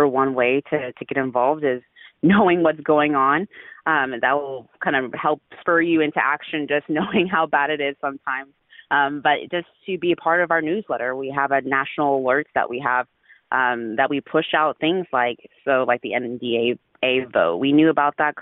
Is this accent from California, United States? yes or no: no; Dallas, Texas, United States; also born or lived in Houston, Texas; I'm a Texan. I'm from Houston, grew up in Dallas, native Texan here.